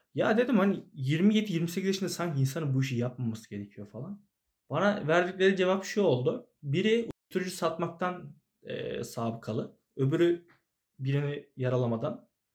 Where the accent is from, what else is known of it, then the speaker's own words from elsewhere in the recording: Ankara, Turkey; Sincan'da büyüdüm ben.